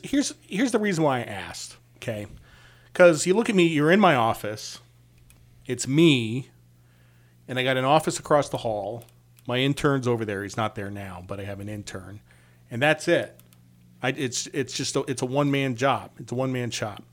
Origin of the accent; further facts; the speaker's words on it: Connecticut, United States; I'm from Connecticut